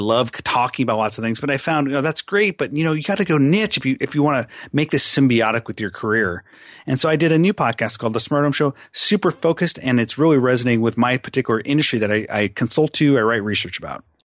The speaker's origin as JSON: {"language": "English", "town": "Seattle", "region": "Washington", "country": "United States", "tie": "born or raised there", "also_born_or_lived": "California / Arizona", "said": "I'm a pretty much lifelong Seattle guy"}